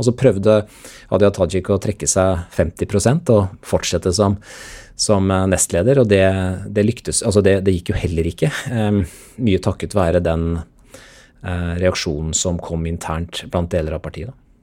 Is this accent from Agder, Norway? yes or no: no; Sarpsborg, Østfold, Norway; moved away; før NTB i lokalavisa hjemme i Sarpsborg